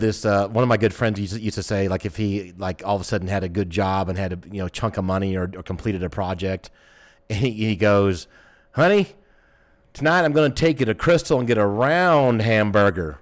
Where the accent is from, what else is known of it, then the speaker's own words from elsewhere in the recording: Atlanta, Georgia, United States; I'm from Atlanta